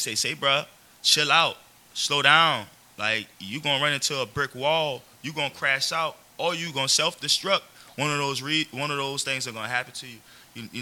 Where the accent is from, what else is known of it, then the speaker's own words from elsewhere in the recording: Elgin, Louisiana, United States; I'm from Elgin, so you know I live right down the street